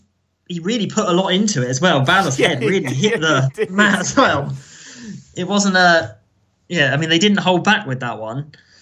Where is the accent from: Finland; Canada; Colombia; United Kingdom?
United Kingdom; England; As an English person